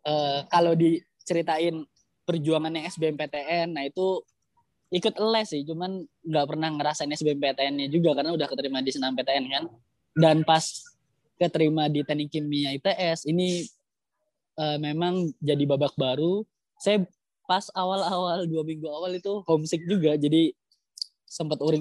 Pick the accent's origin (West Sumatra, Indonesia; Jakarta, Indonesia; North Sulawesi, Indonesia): Jakarta, Indonesia; moved away as an adult; now in Surabaya, Indonesia; Saya ini lahir di Jakarta ya, jadi dari kecil di Jakarta, terus kemudian pas kuliah baru ngerantau ke Surabaya.